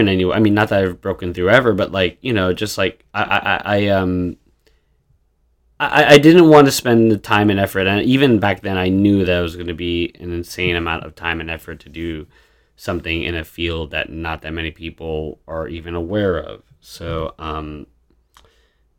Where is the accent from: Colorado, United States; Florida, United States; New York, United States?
New York, United States; Long Island; moved away as an adult; also born or lived in Queens / Brooklyn; I grew up in Long Island.